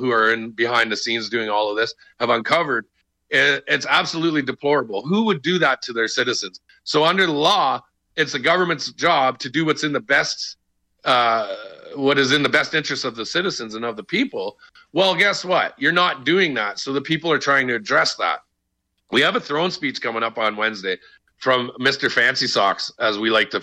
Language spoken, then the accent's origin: English; Canada; as Canadian citizens